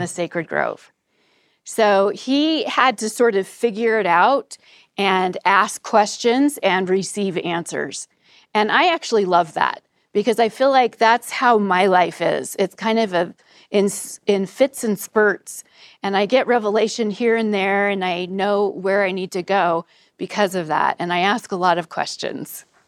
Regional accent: Provo, Utah, United States; also born or lived in New York City / Northern Virginia; I am from Provo, Utah. I'm proud of it.

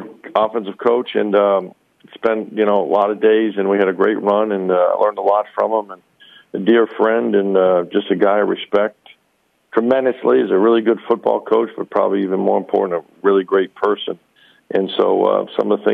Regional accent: Arizona, United States; moved away; I grew up in Arizona

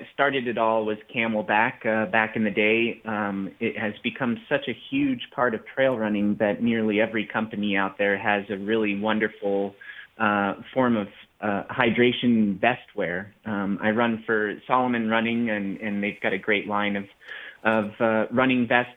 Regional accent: the Rockies, United States; I grew up in the Rockies

